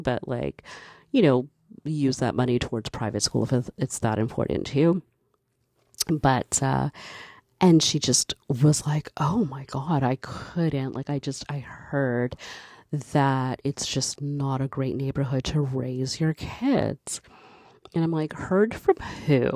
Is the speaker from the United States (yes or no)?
no; Canada; I was born in Canada. Um, my parents are from Barbados.